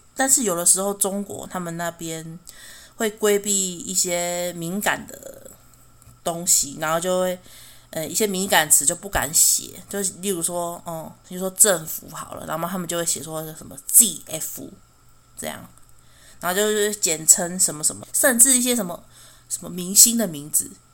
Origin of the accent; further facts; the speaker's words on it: Taiwan; 身为台湾人